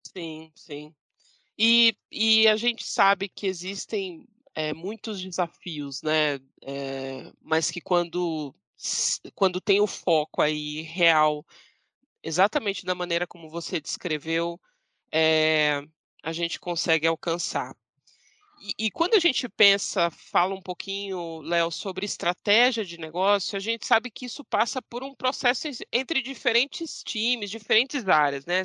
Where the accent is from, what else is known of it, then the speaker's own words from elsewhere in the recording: Santos, São Paulo, Brazil; now in São Paulo, Brazil; Eu sou santista, uhum. eu sou de praia, moro em São Paulo